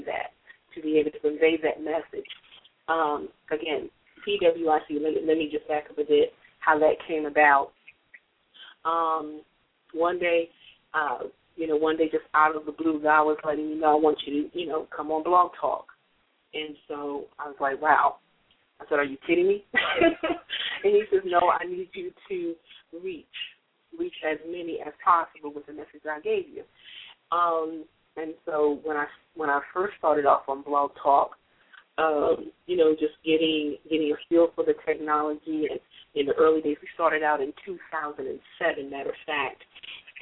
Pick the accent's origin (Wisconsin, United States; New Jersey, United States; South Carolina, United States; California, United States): New Jersey, United States; I am from the East Coast, and I'm a Jersey girl.